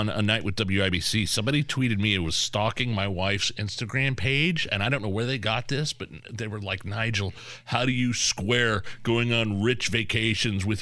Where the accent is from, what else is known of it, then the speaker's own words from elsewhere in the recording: United States; I grew up in Lisdon, out in the woods off State Road 39, Rural Route 1, Box 105B